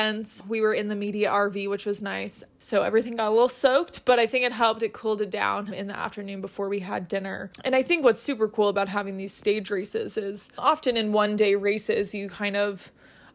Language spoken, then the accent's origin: English; Colorado, United States; the United States, which is where I'm from Colorado